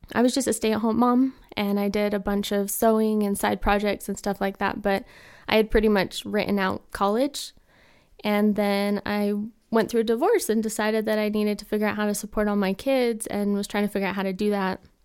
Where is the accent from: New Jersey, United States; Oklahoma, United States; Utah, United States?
Utah, United States; Taylorsville; I am from Taylorsville, Utah